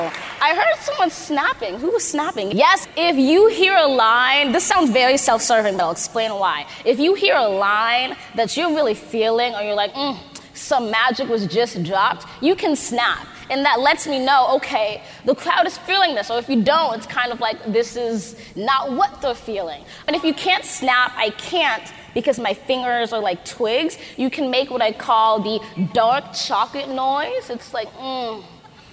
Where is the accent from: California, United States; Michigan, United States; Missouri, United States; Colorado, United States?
California, United States; Los Angeles; I grew up in Los Angeles, California